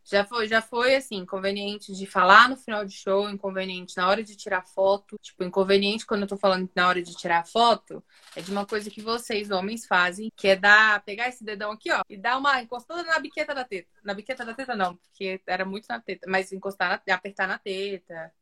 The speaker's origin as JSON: {"language": "Portuguese", "town": "Brasília", "region": "Federal District", "country": "Brazil", "tie": "born or raised there", "said": "Eu sou de Brasília, sou nascida, nascida em Brasília, mas não morava em Brasília. Brasília, eu morava na periferia"}